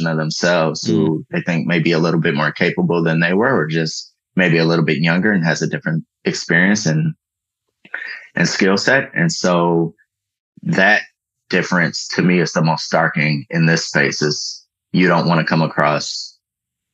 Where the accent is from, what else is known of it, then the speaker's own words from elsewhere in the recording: Detroit, Michigan, United States; moved away as an adult; also born or lived in Washington, D.C.; I'm from Detroit. I went to Detroit Public Schools.